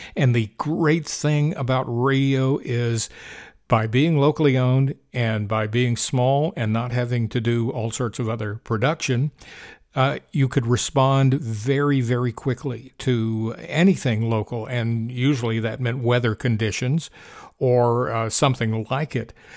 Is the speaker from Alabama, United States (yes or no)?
yes; Huntsville, Alabama, United States; moved away; my hometown, Huntsville, Alabama